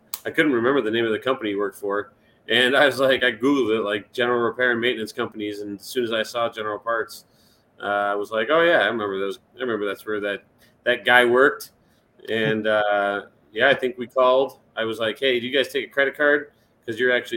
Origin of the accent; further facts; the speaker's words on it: Chicago, Illinois, United States; moved away as an adult; also born or lived in Europe; now in Indianapolis, United States; born and raised in Chicago, live in Indianapolis now or outside of it